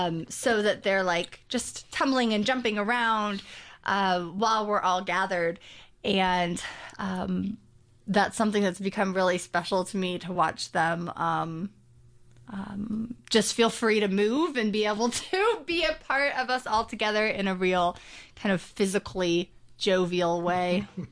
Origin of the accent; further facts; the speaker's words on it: Colorado Springs, Colorado, United States; I grew up mostly in Colorado Springs, Colorado.